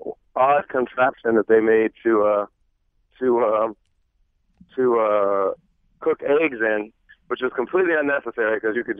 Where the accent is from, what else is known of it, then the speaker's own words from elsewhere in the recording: Springfield, Ohio, United States; moved away; I'm from Springfield, Ohio